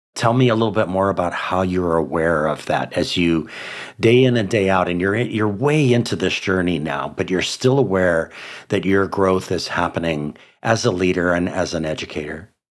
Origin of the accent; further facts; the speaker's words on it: Hawaii, United States; five public schools in my home state of Hawaii